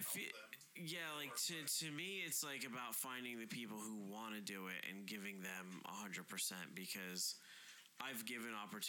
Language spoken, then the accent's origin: English; Camden, New Jersey, United States; I was the same way. I grew up in Camden. I was fucking dealing drugs to, you know, I was selling drugs to fucking kids in Cherry Hill and going out and, you know, getting jumped by the gang members in Camden